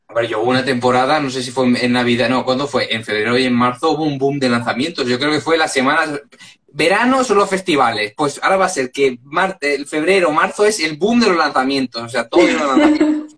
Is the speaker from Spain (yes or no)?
yes; Ripollet, Catalonia, Spain; en mi pueblo, en Ripollet